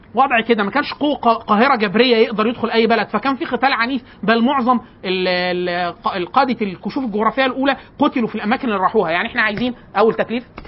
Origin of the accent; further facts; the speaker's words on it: Upper Egypt, Egypt; وده بيتلبس حتى الان عندنا في الصعيد